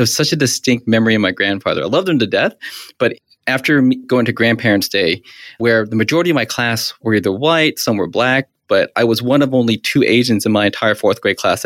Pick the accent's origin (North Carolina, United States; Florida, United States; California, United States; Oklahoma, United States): North Carolina, United States; Charlotte; now in Miami, United States; I'm from Charlotte, North Carolina